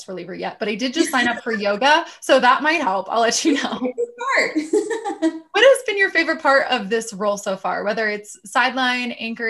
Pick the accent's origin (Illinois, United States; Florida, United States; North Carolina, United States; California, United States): Florida, United States; moved away as an adult; also born or lived in Wausau, Wisconsin; now in Denver, United States; I'm from Florida, not even close to Wisconsin.